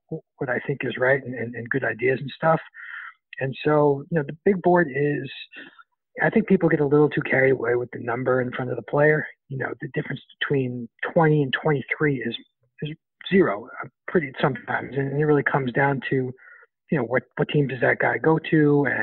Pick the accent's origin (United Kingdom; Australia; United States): United States; New York; I'm from New York